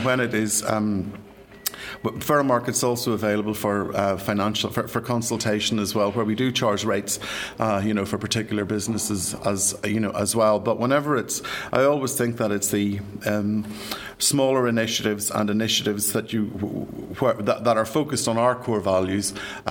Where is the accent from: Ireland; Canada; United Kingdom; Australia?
Ireland; moved away as an adult; I'm sure you can tell by my accent, I'm from these shores, and I left 30 years ago